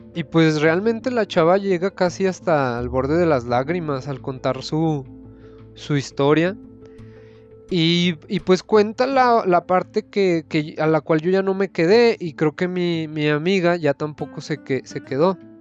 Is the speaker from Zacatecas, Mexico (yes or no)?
yes; Zacatecas, Mexico; Soy profesionista de Zacatecas